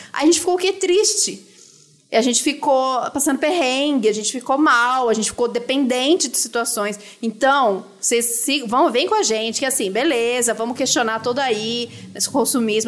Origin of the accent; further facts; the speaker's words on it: Brazil; se a gente é brasileiro e a gente tá vivo aqui